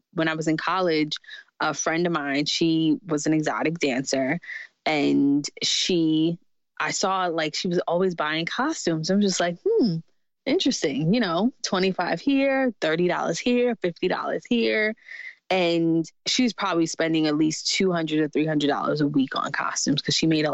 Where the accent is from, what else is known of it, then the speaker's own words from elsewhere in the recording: New York City, New York, United States; I grew up in Jamaica, Queens, New York